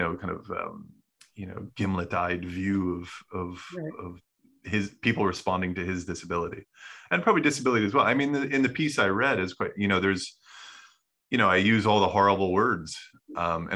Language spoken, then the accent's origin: English; United States; moved away as an adult; also born or lived in Scotland; my childhood and my, growing up in America.